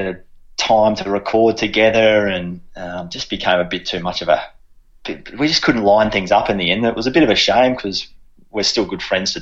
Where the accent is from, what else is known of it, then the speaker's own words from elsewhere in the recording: Brisbane, Queensland, Australia; I grew up in Brisbane